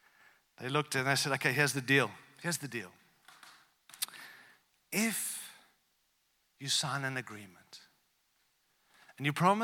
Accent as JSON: {"language": "English", "country": "Zimbabwe", "tie": "born there", "also_born_or_lived": "South Africa / Australia", "said": "I was born in Africa, like not South Africa, real Africa, all right? Real Africa, Zimbabwe, all right? And then I lived in South Africa and then I moved to Australia."}